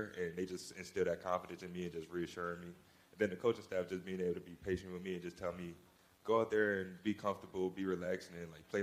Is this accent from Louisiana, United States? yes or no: yes; New Orleans, Louisiana, United States; moved away as an adult; also born or lived in Lafayette, Louisiana; I'm from New Orleans and went my last 2 years of high school in Lafayette.